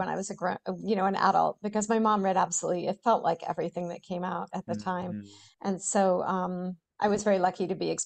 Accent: New England, United States; growing up in New England

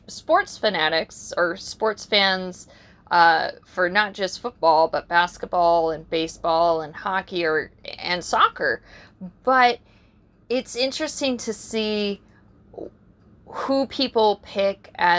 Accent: San Diego, California, United States; we're from San Diego

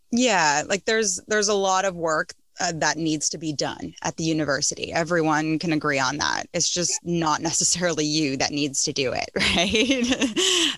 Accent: Toronto, Ontario, Canada; moved away; I grew up in North York

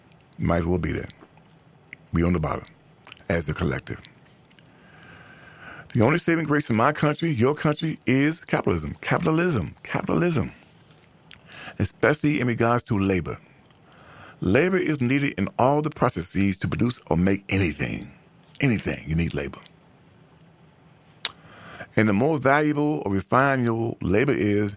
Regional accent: United States; the group that I'm a part of, ADOS, American Born Blacks

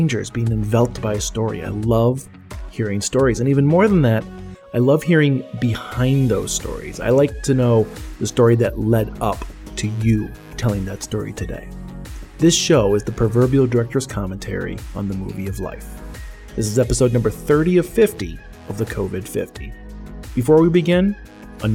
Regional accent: West Chicago, Illinois, United States; I grew up in West Chicago, Illinois

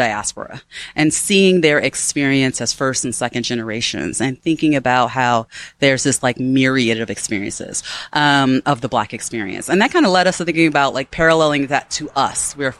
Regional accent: Chicago, Illinois, United States; Myself, I'm from Chicago, and my family roots are from the South, Mississippi and Tennessee.

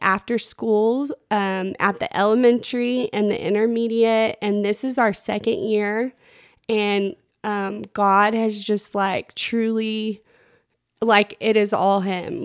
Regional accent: Plainview, Texas, United States; I grew up in Plainview

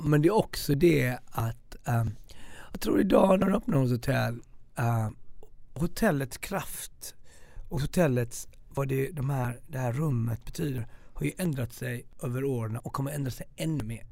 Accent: Gothenburg, Västra Götaland, Sweden; moved away; also born or lived in Stockholm; vet jag också som göteborgare

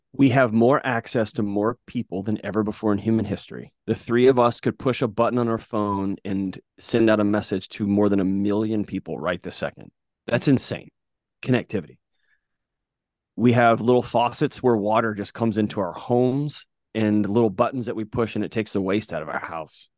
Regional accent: Texas, United States; now in Tennessee, United States; growing up in Texas

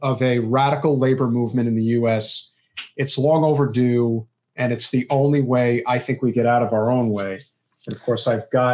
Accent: New Jersey, United States; I grew up with it in Central Jersey.

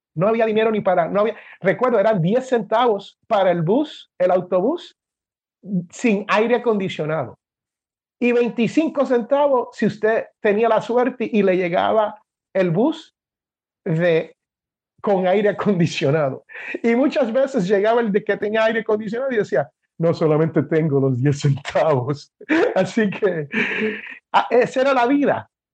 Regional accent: Puerto Rico; moved away as an adult; also born or lived in Jersey City, New Jersey, United States / Washington, D.C., United States; now in Alabama, United States; Y desde los nueve años hasta la escuela superior, la high school, como le dicen aquí, pues yo viví en Puerto Rico

